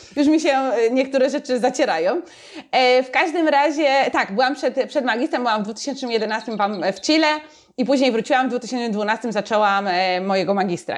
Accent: Sosnowiec, Silesian Voivodeship, Poland; moved away as an adult; also born or lived in Wrocław; now in Barcelona, Spain; ja się urodziłam w Sosnowcu, e, tam mieszkałam właściwie do 18 roku życia

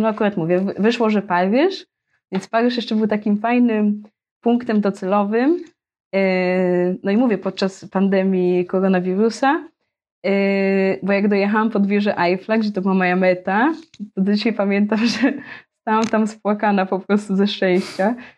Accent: Gdynia, Pomeranian Voivodeship, Poland; moved away as an adult; also born or lived in Australia; now in Melilla, Spain; jestem z Gdyni.

